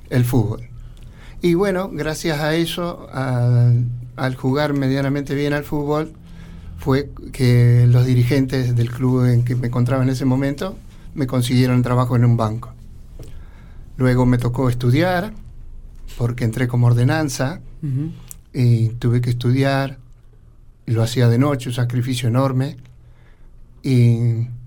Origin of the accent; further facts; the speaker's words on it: General Villegas, Buenos Aires Province, Argentina; born there; Pero bueno, nacimos en General Villegas. Sí, allá por el año 54.